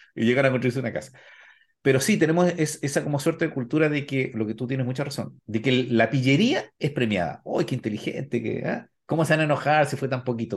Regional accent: Temuco, Araucanía, Chile; soy de Temuco, donde efectivamente tenemos palabras y, un acento distinto.

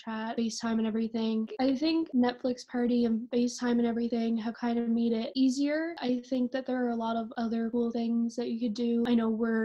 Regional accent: Newfoundland and Labrador, Canada; moved away as an adult; now in Peterborough, Canada; I'm originally from Labrador, but I moved on here

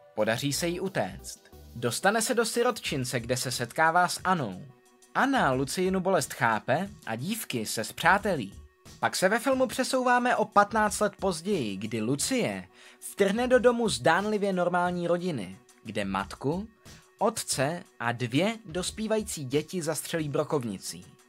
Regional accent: Czechia; U nás v Čechách

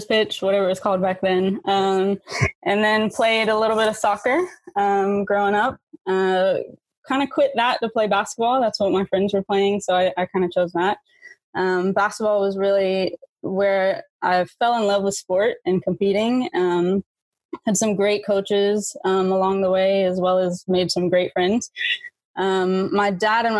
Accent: Titusville, Florida, United States; I'm originally from Titusville. That's where I grew up

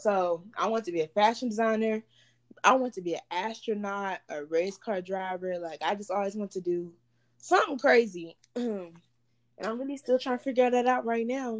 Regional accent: Baytown, Texas, United States; moved away as an adult; also born or lived in Houston, Texas; now in Dallas, United States; I was born in Houston. Um, I live in Baytown, Texas. It's like a small city that's like in the Houston area. Um, well, I was raised in Baytown, Texas

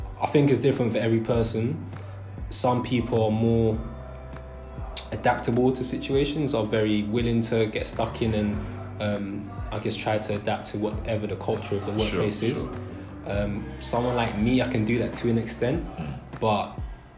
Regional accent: London, United Kingdom; me being born and raised in London

